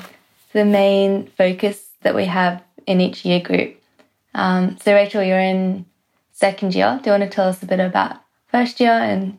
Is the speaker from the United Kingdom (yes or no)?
yes; England, United Kingdom; now in Sydney, Australia; I'm currently in my third year of dentistry. I was born in England, live in Sydney at the moment.